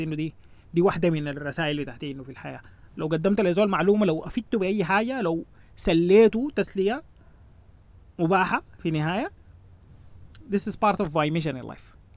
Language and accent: Arabic; Sudan; نحن عندنا في السودان